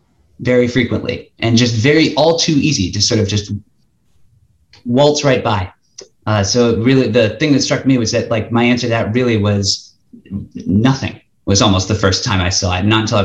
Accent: the Bay Area, California, United States; I'm from the Bay Area, I had family members for when I was very young who had HIV

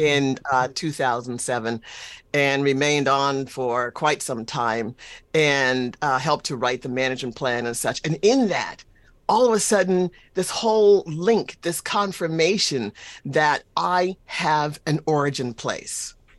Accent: South Carolina Sea Islands, United States; I'm from South Carolina on the islands

